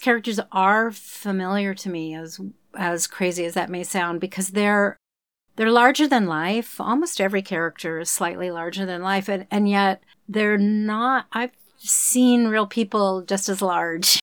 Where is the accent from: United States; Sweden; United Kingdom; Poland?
United States; Oklahoma; moved away; I grew up in Oklahoma, which is not Texas